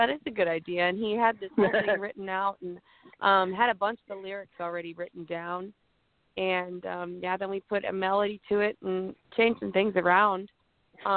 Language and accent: English; Midwest, United States; I was from the Midwest